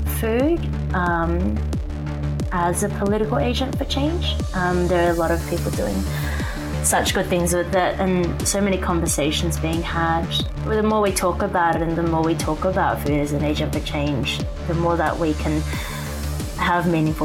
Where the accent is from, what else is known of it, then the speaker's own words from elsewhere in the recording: Sydney, New South Wales, Australia; I can say that I was born and raised in Sydney. I am a first generation Chinese to Malaysian born parents.